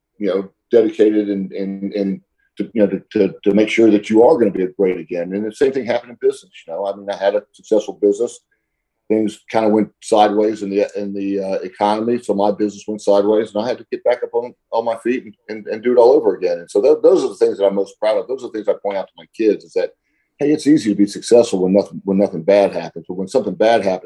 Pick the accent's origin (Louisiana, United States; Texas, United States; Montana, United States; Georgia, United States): Georgia, United States; Atlanta; when I was growing up in Atlanta